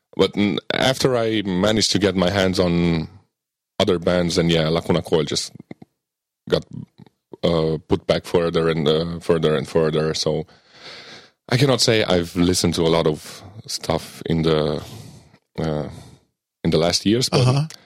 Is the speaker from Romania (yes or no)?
yes; near Biertan, Transylvania, Romania; Biertan, which is a small medieval village in uh, uh, near my hometown